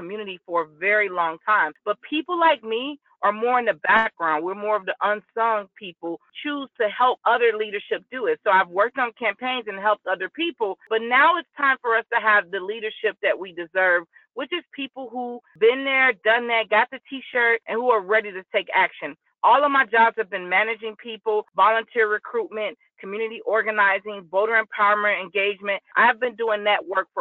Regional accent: Cincinnati, Ohio, United States; now in Louisville, United States; I'm originally from Cincinnati

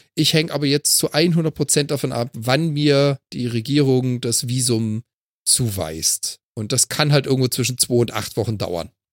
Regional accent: Freiburg, Baden-Württemberg, Germany; now in Hamburg, Germany; als gebürtiger Freiburger

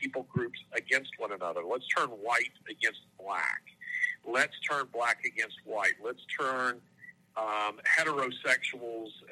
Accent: Birmingham, Alabama, United States; my hometown of Birmingham, Alabama

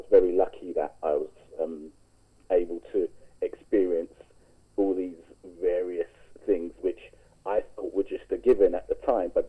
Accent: London, United Kingdom; also born or lived in Sierra Leone; Now, I lived in Clapham at the time, and I was raised in Clapham.

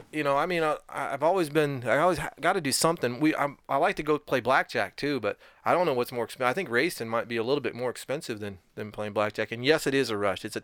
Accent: Cleveland, Ohio, United States; Um, Cleveland, Ohio.

